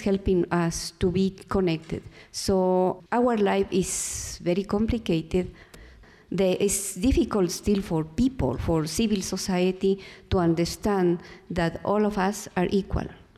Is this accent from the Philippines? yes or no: no; Ecuador; from Ecuador, from the Quichua Nation, from South America